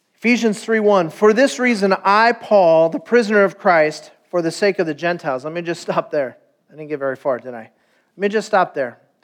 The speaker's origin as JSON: {"language": "English", "town": "Stanton", "region": "California", "country": "United States", "tie": "born or raised there", "said": "I was born in Stanton, California"}